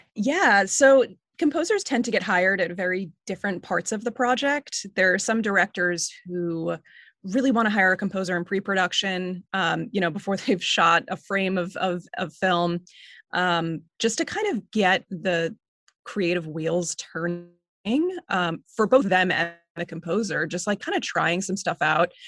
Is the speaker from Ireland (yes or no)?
no; Northport, New York, United States; also born or lived in Queens, New York; I grew up on Long Island in this town called Northport